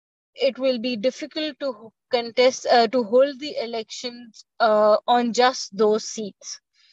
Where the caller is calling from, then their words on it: Lahore, Punjab, Pakistan; I am based in Lahore, Pakistan.